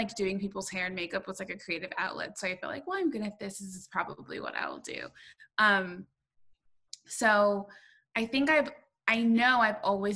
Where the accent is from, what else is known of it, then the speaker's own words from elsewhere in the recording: Southern California, United States; I grew up in Southern California